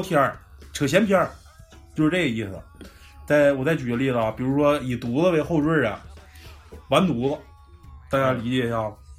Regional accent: Daqing, Heilongjiang, China; accent: Daqing dialect; 咱们本市的这种大庆话

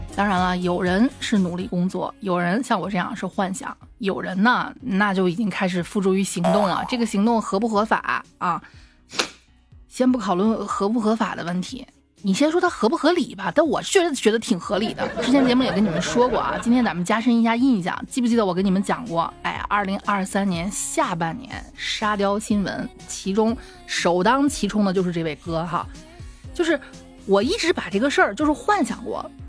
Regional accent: Xi'an, Shaanxi, China; 我经常去烧香的那个，我们西安这边的大兴善寺

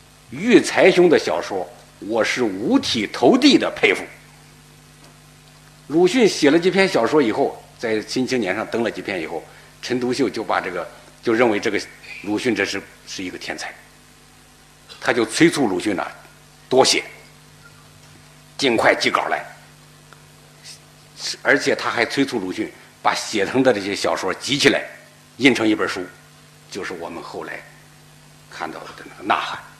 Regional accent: China; 我们中国人呢就要想办法把我们这个汉字这个系统。纳入到计算机里头

